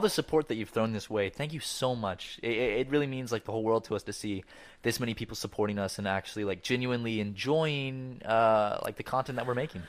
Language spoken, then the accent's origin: English; Charleston, United States; born or raised there; moved away